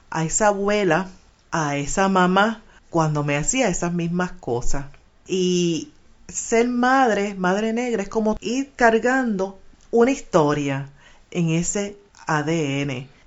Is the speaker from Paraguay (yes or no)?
no; Puerto Rico; Soy de Caimito y me desarrollé en el barrio Monacillo, donde prácticamente estoy viviendo en ese sector de Río Piedra.